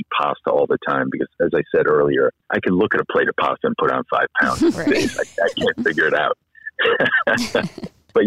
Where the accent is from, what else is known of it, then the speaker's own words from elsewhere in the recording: Connecticut, United States; now in Scottsdale, United States; I'm from Connecticut originally